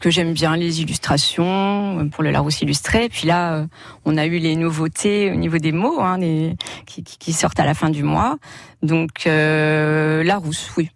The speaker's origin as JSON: {"language": "French", "area": "the Nord", "region": "Hauts-de-France", "country": "France", "said": "chez nous, dans le Nord"}